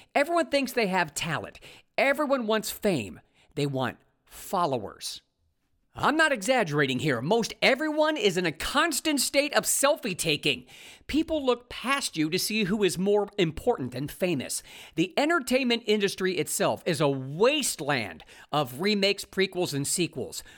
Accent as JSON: {"language": "English", "region": "Ohio", "country": "United States", "tie": "born or raised there", "also_born_or_lived": "California", "moved": "as an adult", "said": "I found new digs in my home state of Ohio"}